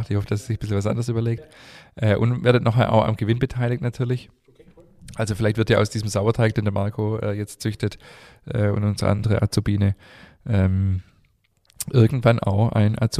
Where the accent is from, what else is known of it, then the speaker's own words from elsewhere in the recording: Stuttgart, Baden-Württemberg, Germany; Ich bin in Stuttgart geboren